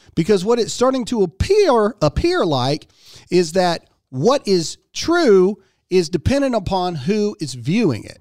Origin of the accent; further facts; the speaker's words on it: United States; as an American, as a father, and as a parent